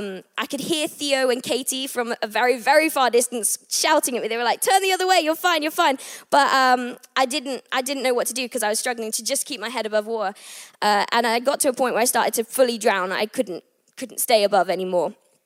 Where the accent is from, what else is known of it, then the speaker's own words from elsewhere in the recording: England, United Kingdom; also born or lived in Abu Dhabi / Thailand / United States; I was born in Abu Dhabi. Then I moved to Thailand, and then I moved to America. And then I finally ended up here in England, where I am originally from, which is really exciting.